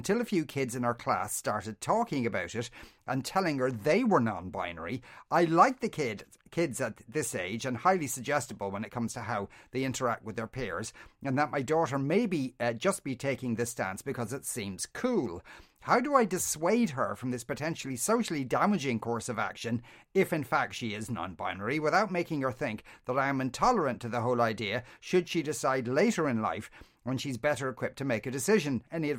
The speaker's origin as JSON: {"language": "English", "town": "Coolock", "region": "Leinster", "country": "Ireland", "said": "I'm from Coolock, so you can imagine we don't hear people saying jolly good all that often."}